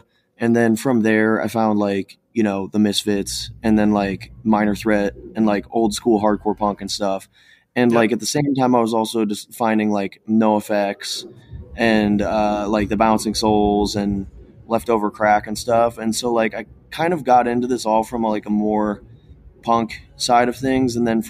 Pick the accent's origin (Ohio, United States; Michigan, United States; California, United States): Ohio, United States; Cleveland; So like growing up in Cleveland, I definitely came into things a bit more on, you know, the more hardcore end of things.